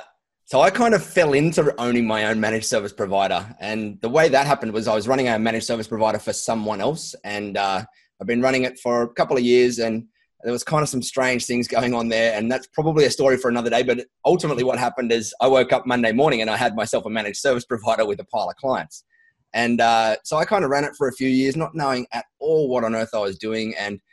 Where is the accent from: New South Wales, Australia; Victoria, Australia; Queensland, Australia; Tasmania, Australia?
New South Wales, Australia; Sydney; We like to say that so that we don't get confused with people thinking we are from Sydney, because we've got a little bit of fun rivalry with the Sydney folk down there.